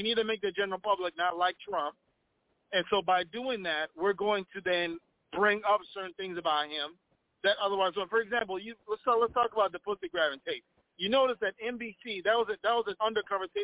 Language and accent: English; Minnesota, United States; I'm from Minnesota.